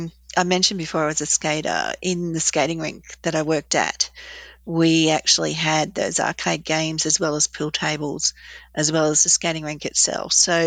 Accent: Australia; And I just felt that was a real time for us to mature a little bit as an Australian society too.

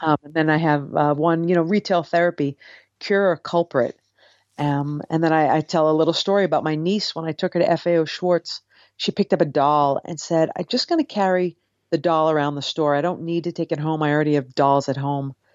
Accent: Cape Cod, Massachusetts, United States; now in New York City, United States; I grew up on Cape Cod.

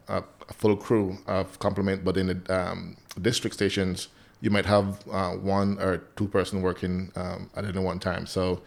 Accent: Belize; I'm from the Central American country of Belize.

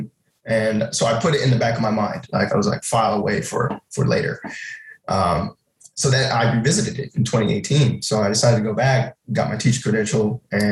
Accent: San Antonio, Texas, United States; moved away as an adult; now in Japan; I grew up in San Antonio

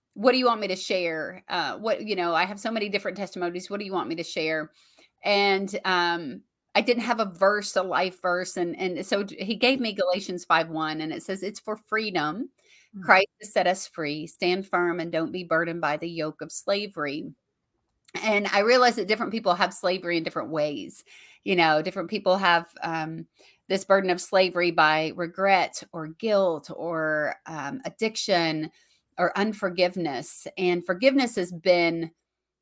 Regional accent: Bowling Green, Kentucky, United States; to be able to do a show here in my hometown with him

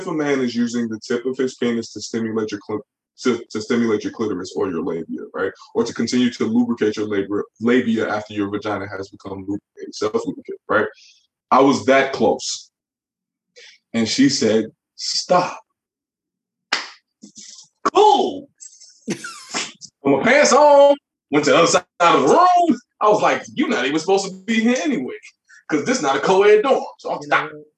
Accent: Chicago, Illinois, United States; In Chicago, when I was growing up

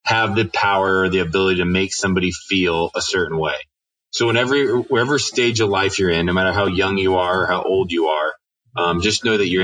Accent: Winona Lake, Indiana, United States; I grew up on Winona Lake

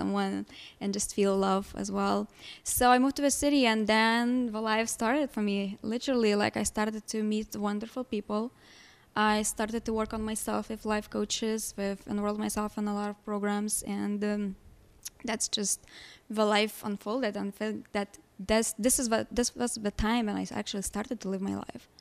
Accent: Lithuania; English is a second language; moved away as an adult; now in Chicago, United States; I was born and raised in Lithuania, moved here in Chicago almost ten years ago.

